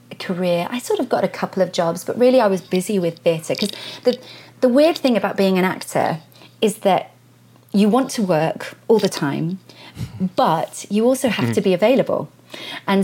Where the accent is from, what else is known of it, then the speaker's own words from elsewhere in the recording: Derbyshire, East Midlands, United Kingdom; now in London, United Kingdom; I was born and raised in Derbyshire